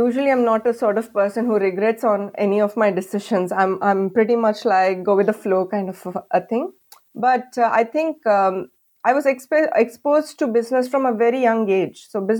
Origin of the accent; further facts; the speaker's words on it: India; moved away as an adult; because I think at that time I just came in from India. My accent was quite strong.